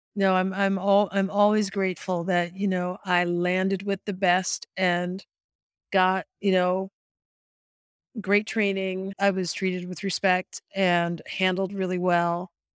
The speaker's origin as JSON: {"language": "English", "town": "Detroit", "region": "Michigan", "country": "United States", "tie": "born or raised there", "moved": "yes", "said": "I grew up in Detroit"}